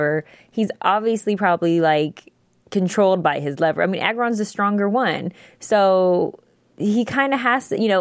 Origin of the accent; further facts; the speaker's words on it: San Diego, California, United States; my hometown